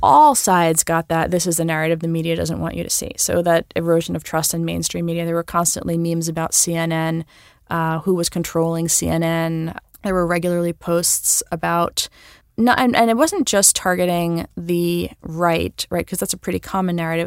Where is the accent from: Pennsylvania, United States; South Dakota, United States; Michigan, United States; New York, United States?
New York, United States; I'm a New Yorker I have New York pride